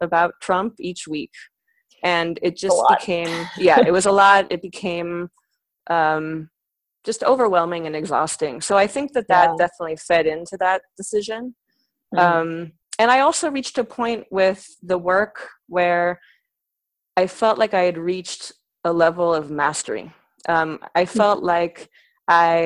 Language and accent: English; San Francisco, California, United States; moved away as an adult; also born or lived in New York; I'm from San Francisco originally, so I actually sort of grew up within the arts community in San Francisco.